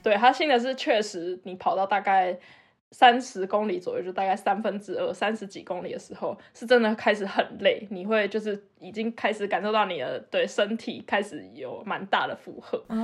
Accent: Taipei, Taiwan; moved away as an adult; now in Germany; 我是一个台北长大的死小孩

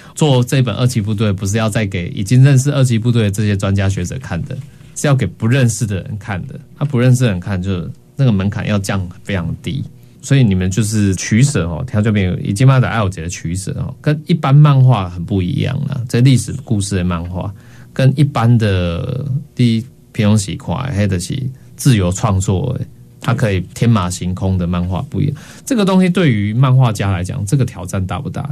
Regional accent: central Taiwan, Taiwan; 属于我们中部人很重要的一个历史

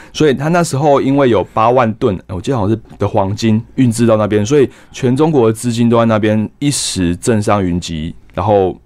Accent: Taiwan; 我们台湾人会吃油条去跑， 去吸油

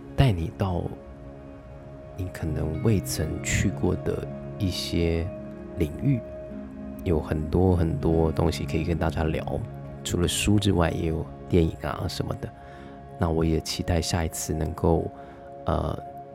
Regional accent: Taiwan; 我觉得就跟韩国人很像是，我们台湾人也是。

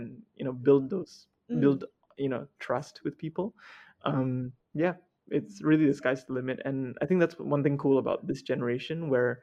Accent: Sarawak, Malaysia; I came from Sarawak, in a very small government school as well

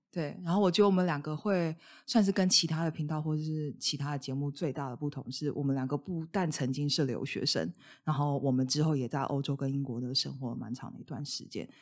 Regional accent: Taiwan; also born or lived in South of England; now in Scotland, United Kingdom; 我们两个来自不同文化背景。我是台湾人，然后Vincent是马来西亚人嗯哼。。那现在此时此刻，我们两个是住在英国

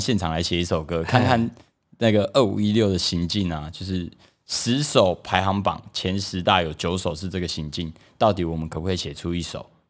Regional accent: Taipei, Taiwan; 但就必须讲一句啊，我也是台北人啊，不要这样，对不对？

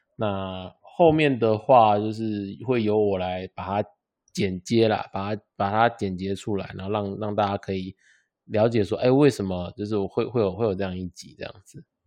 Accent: Taiwan; 我们台湾人

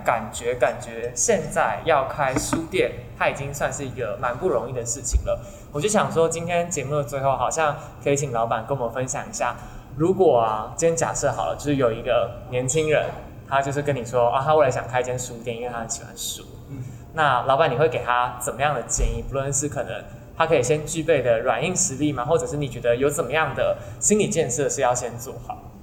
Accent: Taoyuan, Taiwan; moved away as an adult; also born or lived in Taipei; 我好像是桃园长大人的感觉

